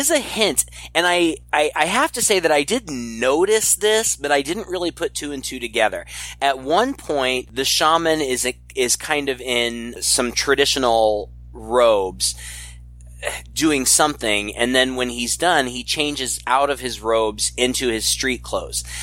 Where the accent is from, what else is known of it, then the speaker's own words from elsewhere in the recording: United States; being an American and not very culturally savvy